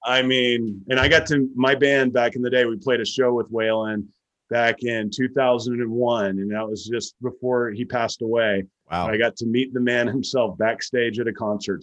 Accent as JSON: {"language": "English", "region": "Texas", "country": "United States", "tie": "born or raised there", "said": "growing up in Texas, my cousins all lived out in the country"}